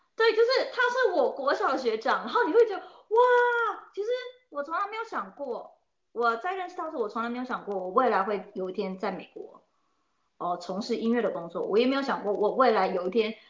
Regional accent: Taiwan; moved away as an adult; now in United States; 我在台湾是一路从音乐班、国小、国中到高中，甚至大学，我都是一路在音乐班的体制下长大

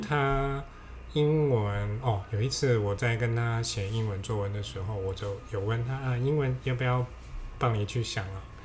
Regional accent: Hong Kong; now in Taiwan; 因为我们香港人不会那个注音嘛

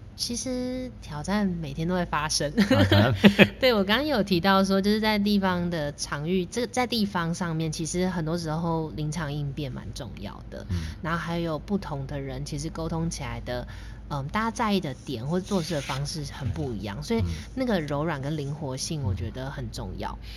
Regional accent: Taoyuan, Taiwan; also born or lived in Guangzhou, China; 我跟桃园的渊源，其实主要还是我大学的时候在桃园念书，哦嗯。，但是其实我后来慢慢有再去回顾我自己的人生，我发现我小时候其实也是在桃园长大的

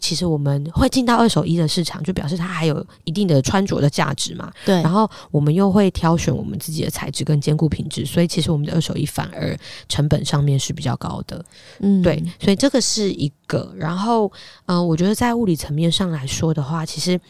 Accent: Hsinchu, Taiwan; accent: Hailu Hakka; first language Hakka; moved away as an adult; also born or lived in Taipei; 我就从小是新竹长大的客家人

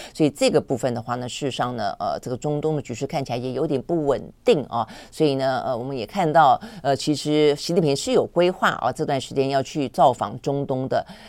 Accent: Taiwan; 我们台湾人

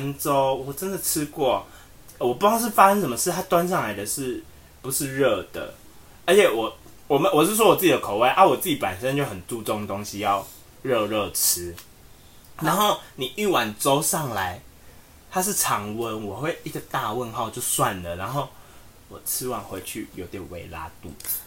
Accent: Tainan, Taiwan; 我们台南人

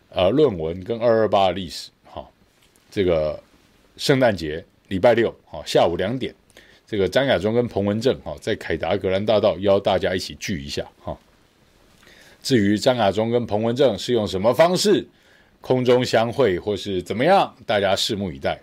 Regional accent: Taiwan; 我们台湾人

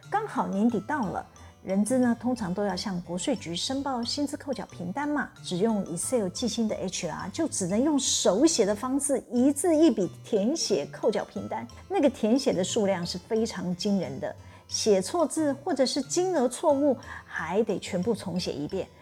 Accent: Taiwan; 我们台湾人现在到每一个场域呢，都要扫 Q R code

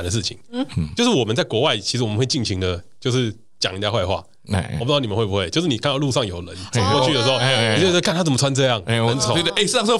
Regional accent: Taiwan; 他就说你台湾来的嘛，然后我就说你怎么知道？

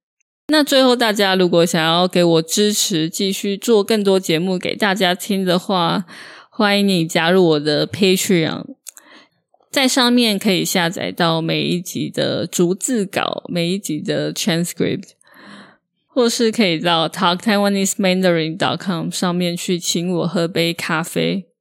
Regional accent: Taiwan; 身为台湾人，

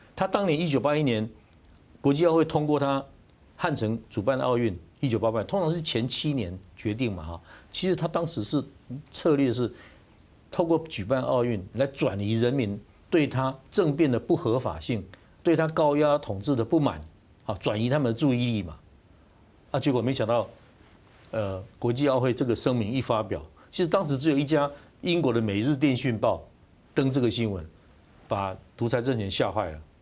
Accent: Taiwan; 我台湾，我一直在做台韩的比较哈

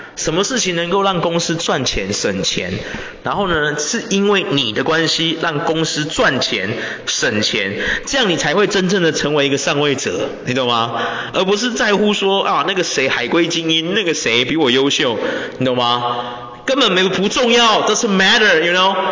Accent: Taiwan; 我们华人，我们台湾人

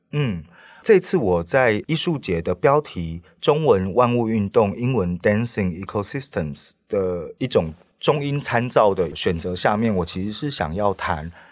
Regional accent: Taiwan; moved away as an adult; now in Paris, France; 我其实一开始也是土生土长在台湾的

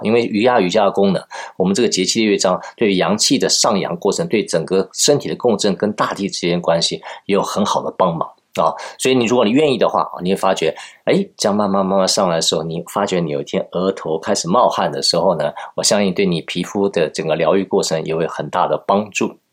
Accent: Taiwan; 我是台湾人嘛

